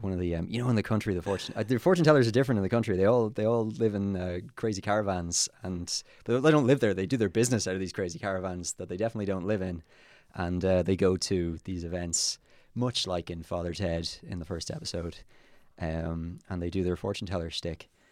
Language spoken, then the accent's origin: English; Kilkenny, Leinster, Ireland; moved away as an adult; now in Dublin, Ireland; I was born in Dublin, And then at the age of one, my parents moved to Kilkenny with me, and they're still there. And then when I turned twenty-one, I moved to Dublin